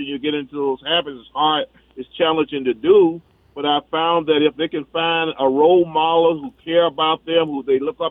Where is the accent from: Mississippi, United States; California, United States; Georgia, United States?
Mississippi, United States; Natchez; moved away as an adult; now in Minneapolis, United States; I'm originally from Natchez, Mississippi.